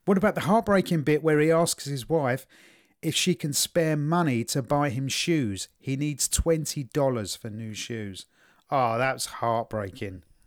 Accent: England, United Kingdom; as an Englishman

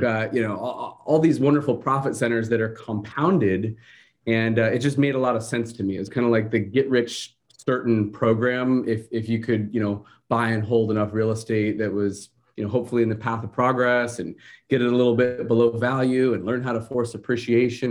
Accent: Seattle, Washington, United States; moved away as an adult; now in Huntington Beach, United States; I'm originally from Seattle, so kinda got my start in the business up there

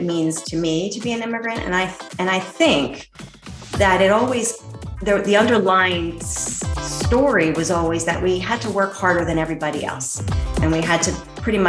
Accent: Philadelphia, Pennsylvania, United States; I grew up in Philadelphia, PA, and I had Italian immigrant parents

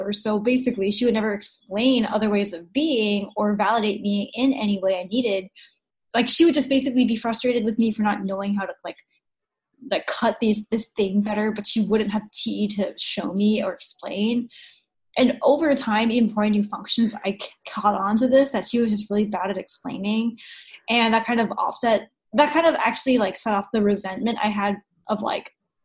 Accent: United States; come here to America, where I'm from

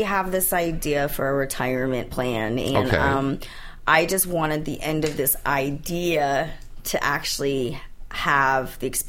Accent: United States; also born or lived in India; But I was adopted. I was raised in America. I speak English.

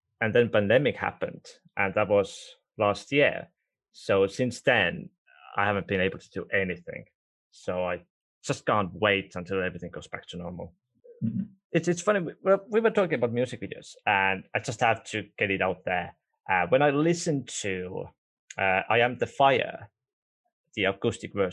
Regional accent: Estonia; first language Estonian; English is a second language; Estonia is my first language

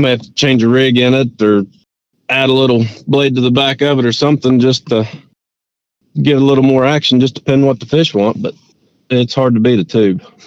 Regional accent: Richwood, West Virginia, United States; deeper in the mountains where I grew up in Richwood

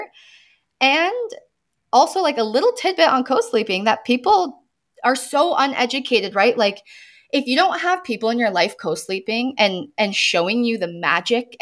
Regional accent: United States; I'm American

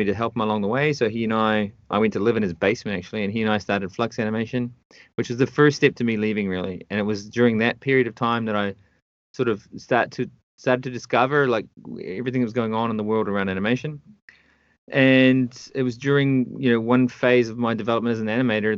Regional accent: North Island of New Zealand, New Zealand; moved away as an adult; also born or lived in United Kingdom; now in Canada; I was born and raised in the North Island of New Zealand in a very small town.

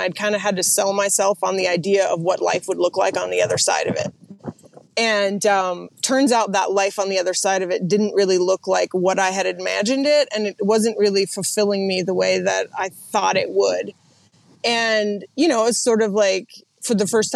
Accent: Missoula, Montana, United States; moved away as an adult; also born or lived in Oregon / Idaho; I grew up in Montana mostly. So just outside of Missoula, in a little place called the Upper 9 Mile Valley.

